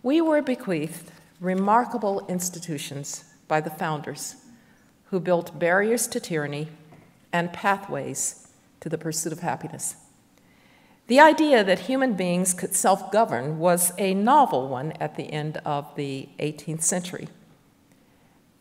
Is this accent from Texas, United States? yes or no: no; Alabama, United States; as a fourth grader in my home state of Alabama